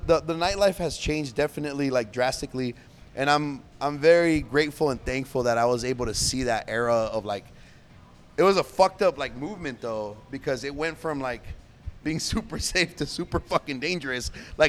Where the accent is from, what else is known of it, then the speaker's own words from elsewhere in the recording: Chaparral, New Mexico, United States; also born or lived in El Paso, Texas; I am from Chaps